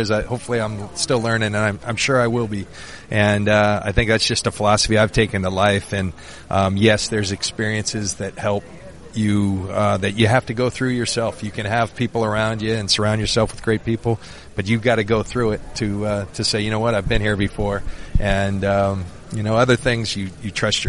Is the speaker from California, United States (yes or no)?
yes; San Diego, California, United States; my hometown of San Diego